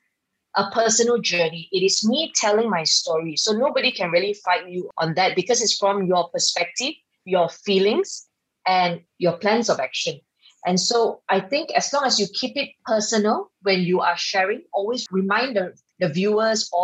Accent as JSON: {"language": "English", "town": "Subang Jaya", "region": "Selangor", "country": "Malaysia", "tie": "born or raised there", "said": "when I was offered to run for the state seat of Subang Jaya, my hometown"}